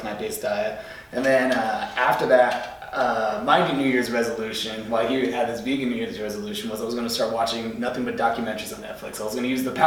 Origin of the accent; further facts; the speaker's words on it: New Jersey, United States; moved away; I'm from New Jersey